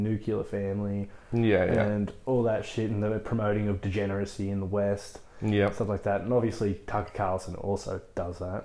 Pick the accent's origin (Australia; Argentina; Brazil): Australia; we're Australian